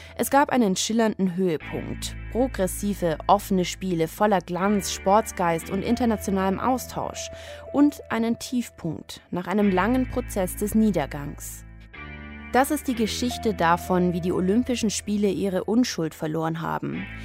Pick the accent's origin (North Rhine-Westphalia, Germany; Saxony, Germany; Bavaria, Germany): Bavaria, Germany; Munich; München, meine Heimatstadt